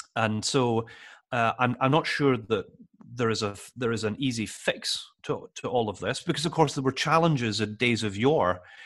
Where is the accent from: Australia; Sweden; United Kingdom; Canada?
United Kingdom; Edinburgh, Scotland; also born or lived in London; I'm from Edinburgh Central, it's where I went to primary school, where I went to secondary school